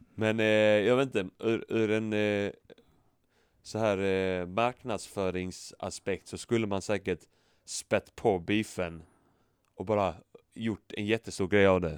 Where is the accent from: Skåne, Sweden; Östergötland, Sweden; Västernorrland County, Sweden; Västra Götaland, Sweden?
Skåne, Sweden; accent: Scanian (skånska); jag pratar skånska